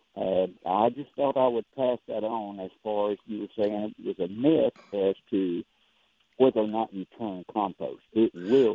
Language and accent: English; Port Gibson, Mississippi, United States; born and raised up in Port Gibson, Mississippi, country boy